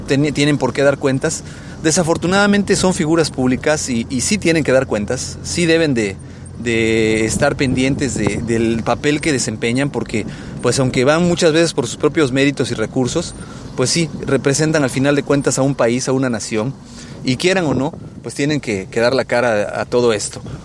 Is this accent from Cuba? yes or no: no; Mexico; nosotros como mexicanos